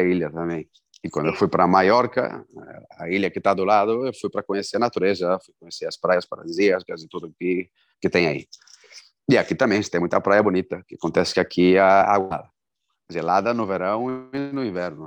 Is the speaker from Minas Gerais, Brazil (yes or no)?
no; Porto Alegre, Rio Grande do Sul, Brazil; moved away as an adult; also born or lived in Novo Hamburgo, Brazil; now in Vigo, Spain; eu sou de Porto Alegre, morava em Novo Hamburgo. Quando eu vim para cá, eu estava morando em Novo Hamburgo. Uhum. De, já fazia, eu estava morando em Novo Hamburgo desde 94. Uhum. Então, desde os 14 anos